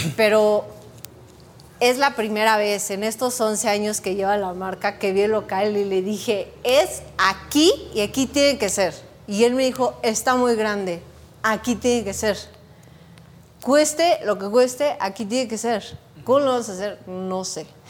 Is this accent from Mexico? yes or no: yes; Texcoco, State of Mexico, Mexico; somos de Texcoco